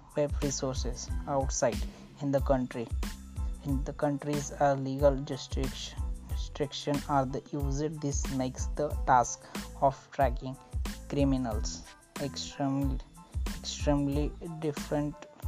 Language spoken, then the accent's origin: English; Maharashtra, India; I am from Maharashtra